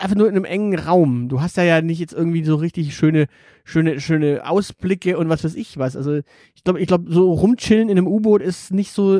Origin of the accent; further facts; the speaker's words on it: Swabia, Baden-Württemberg, Germany; ich bin Schwabe